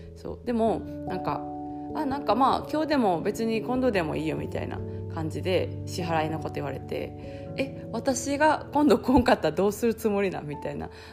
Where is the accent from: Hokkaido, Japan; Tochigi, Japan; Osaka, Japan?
Osaka, Japan; southern; moved away as an adult; now in South of France, France; 私あの南大阪あの出身だから